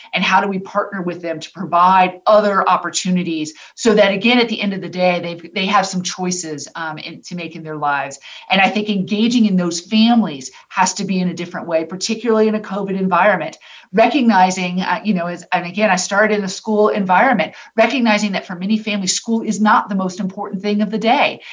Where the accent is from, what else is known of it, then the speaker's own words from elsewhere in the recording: Tampa, Florida, United States; I'm from Tampa, born and raised